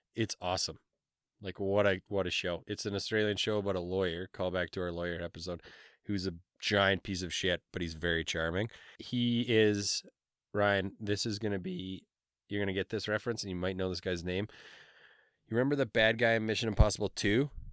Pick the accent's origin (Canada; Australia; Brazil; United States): Canada; we're Canadian